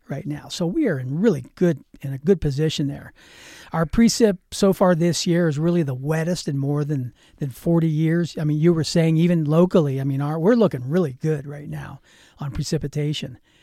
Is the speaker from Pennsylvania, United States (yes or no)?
yes; Pittsburgh, Pennsylvania, United States; now in Grass Valley, United States; I lived, I grew up in Pittsburgh, Pennsylvania